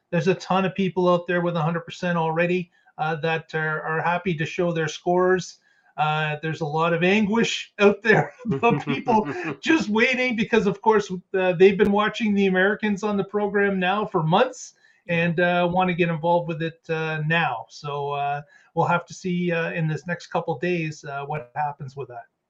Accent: Canada; I'm Canadian

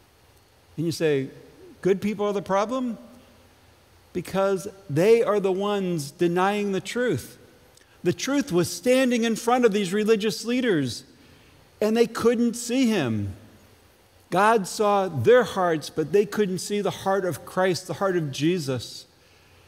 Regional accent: Ledyard, Connecticut, United States; moved away; growing up in Ledyard

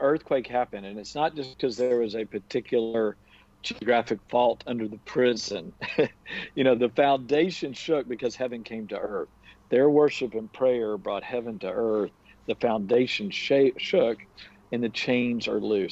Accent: United States; I'm from America

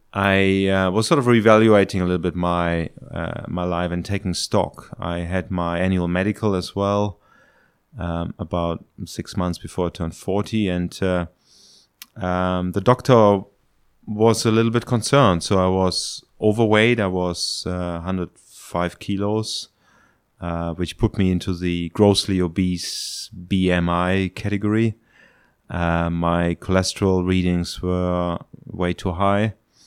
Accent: Germany; English is a second language; moved away as an adult; now in Hong Kong; I'm 49 years old. I am from Germany originally.

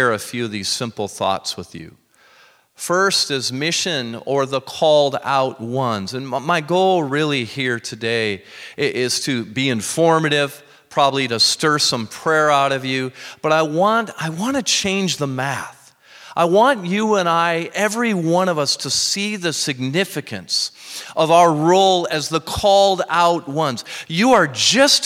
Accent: Minnesota, United States; moved away; growing up in Minnesota, I just went back there

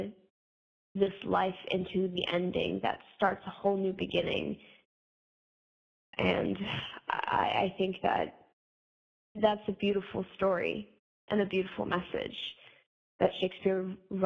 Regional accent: Phoenixville, Pennsylvania, United States; I'm from Phoenixville, Pennsylvania.

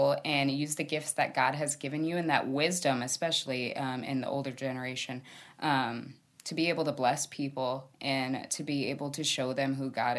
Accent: Wyoming, United States; also born or lived in New York; I ended up in Wyoming in fifth grade and I lived there all the way through high school

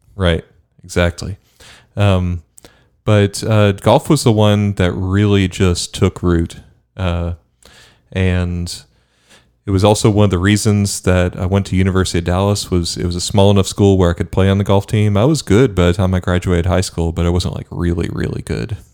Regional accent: Bermuda; moved away; I grew up in Bermuda

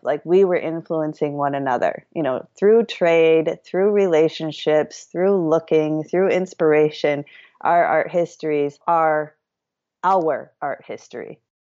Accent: Madison, Wisconsin, United States; I grew up in Madison, Wisconsin

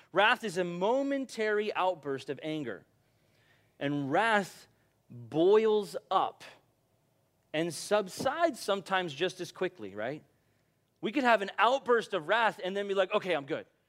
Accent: United States; I'm from America

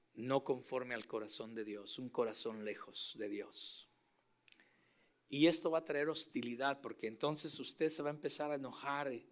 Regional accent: Mexico; moved away; Yo soy mexicano

